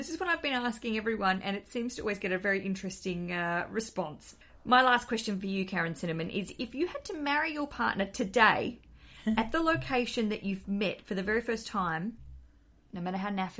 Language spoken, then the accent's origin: English; Australia; now in London, United Kingdom; I'm an Australian living in London